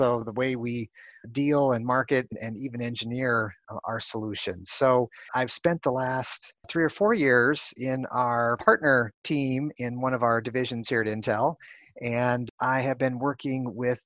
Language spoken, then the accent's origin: English; Chicago, Illinois, United States; moved away as an adult; also born or lived in California; now in Silicon Valley, United States; I started off growing up in the Midwest in Chicago